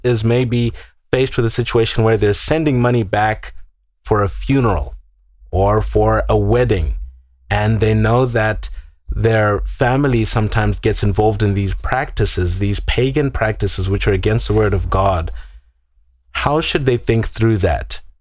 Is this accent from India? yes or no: no; Zimbabwe; moved away; I'm from Zimbabwe. I was born and raised there.